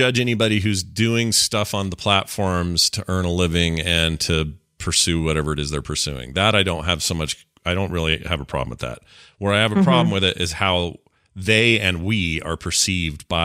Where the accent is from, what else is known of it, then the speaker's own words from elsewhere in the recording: the South, United States; we're from the South